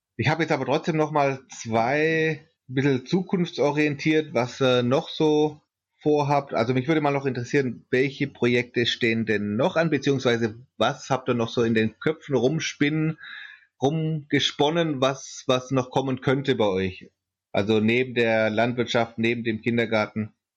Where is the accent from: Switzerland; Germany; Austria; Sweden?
Germany; Swabia; ich komme aus Schwaben